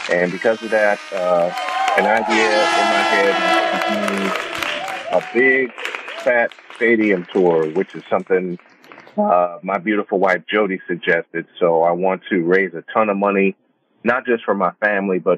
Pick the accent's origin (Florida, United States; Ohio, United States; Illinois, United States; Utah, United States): Illinois, United States; Chicago; born and raised in Chicago